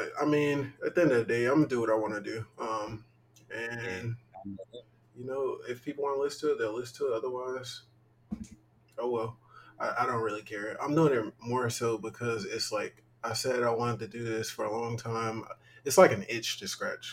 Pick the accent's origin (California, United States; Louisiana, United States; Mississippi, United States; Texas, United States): Mississippi, United States; we're both from Mississippi